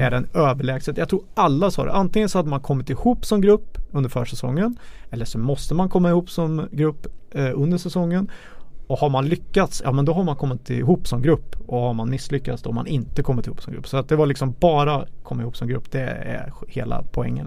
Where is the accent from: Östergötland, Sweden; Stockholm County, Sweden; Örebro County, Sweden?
Örebro County, Sweden; Karlskoga; jag är född i Karlskoga också